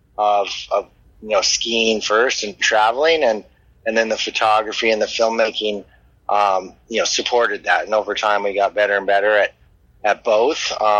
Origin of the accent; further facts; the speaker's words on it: Alaska, United States; also born or lived in Anchorage, Alaska; I was raised in Alaska in a little native village in western Alaska with maybe 100 people.